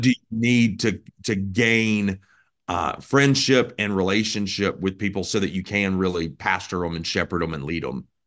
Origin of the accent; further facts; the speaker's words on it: Birmingham, Alabama, United States; moved away as an adult; also born or lived in Florida / Oregon; I grew up in Birmingham, Alabama